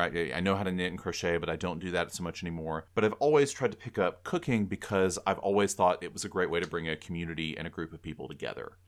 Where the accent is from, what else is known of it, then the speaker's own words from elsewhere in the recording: South Georgia, United States; we're from the same town in South Georgia